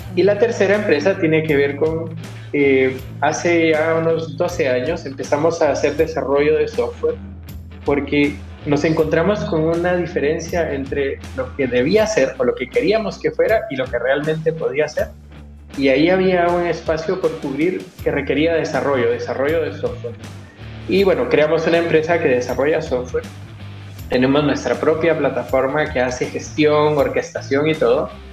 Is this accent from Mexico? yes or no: no; Guatemala; moved away as an adult; now in Chile; primero yo soy guatemalteco de nacimiento, eh, chileno de corazón. Hace 19 años que estoy acá.